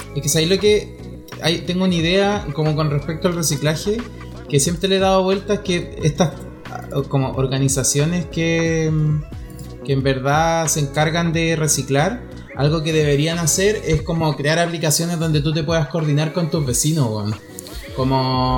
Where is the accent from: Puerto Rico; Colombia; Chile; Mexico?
Chile; somos chilenos